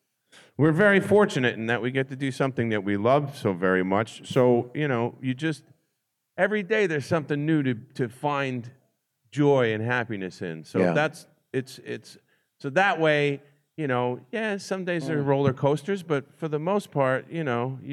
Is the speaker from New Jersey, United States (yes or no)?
yes; New Jersey, United States; I'm from New Jersey